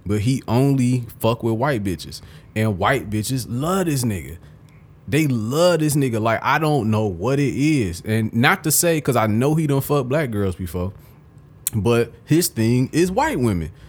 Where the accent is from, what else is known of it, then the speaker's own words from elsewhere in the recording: Detroit, Michigan, United States; growing up in Detroit, you think everywhere is like Detroit and it's not.